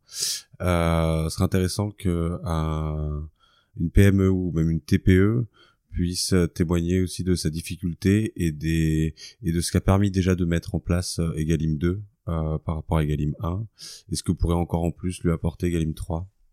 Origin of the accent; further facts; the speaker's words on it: Champagne, Grand Est, France; moved away; ma région natale